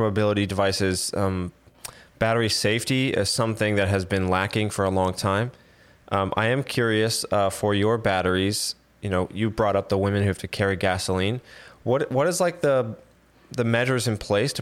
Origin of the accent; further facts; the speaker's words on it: South Florida, United States; now in New York, United States; I grew up in South Florida